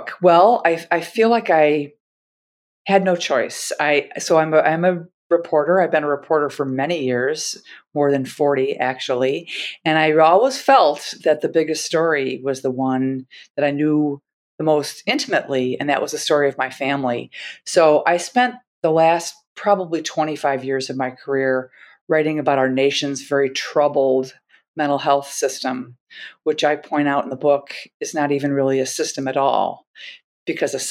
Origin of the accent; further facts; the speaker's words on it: Milwaukee, Wisconsin, United States; I'm from Milwaukee, Wisconsin